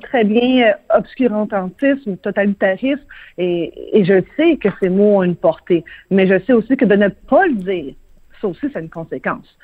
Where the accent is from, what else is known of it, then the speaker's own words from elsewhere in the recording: Quebec, Canada; chez nous, au Québec